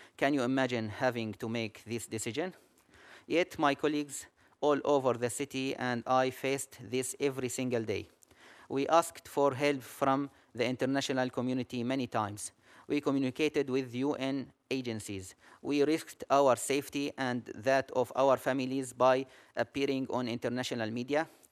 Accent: Aleppo, Aleppo Governorate, Syria; I'm an ophthalmologist from Aleppo

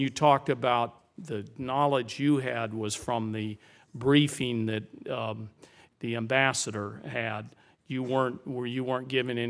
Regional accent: New Mexico, United States; The national labs located in my home state of New Mexico play a vital role

